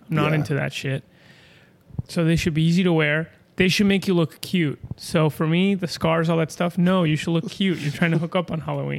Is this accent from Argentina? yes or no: yes; Argentina; now in United States